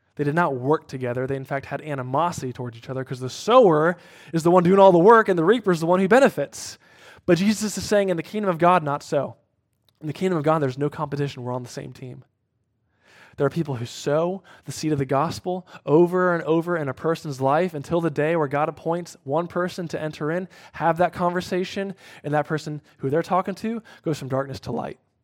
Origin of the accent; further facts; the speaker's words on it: Cincinnati, Ohio, United States; moved away; my hometown Bengals